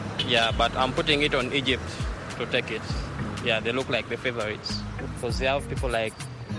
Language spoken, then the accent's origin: English; Kampala, Central Region, Uganda; I stay in Luafu. I'm from Kampala, Uganda.